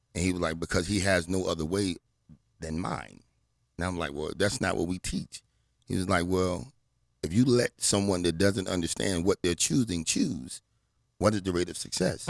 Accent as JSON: {"language": "English", "town": "Portsmouth", "region": "Virginia", "country": "United States", "tie": "born or raised there", "also_born_or_lived": "Washington, D.C.", "said": "I grew up in Virginia"}